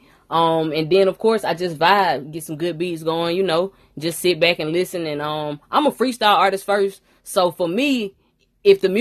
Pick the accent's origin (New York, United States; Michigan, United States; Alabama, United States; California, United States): Alabama, United States; I'm actually from Alabama, you know what I'm saying? A little country, little girl